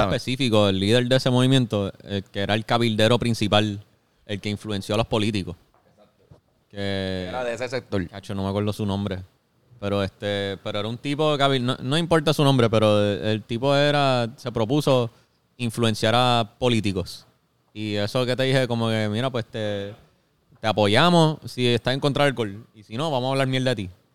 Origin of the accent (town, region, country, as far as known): Puerto Rico